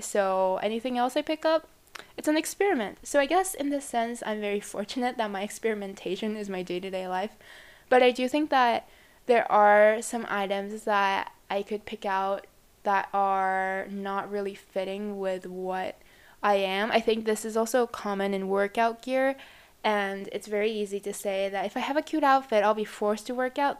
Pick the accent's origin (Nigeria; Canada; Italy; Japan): Japan; I come from Japan.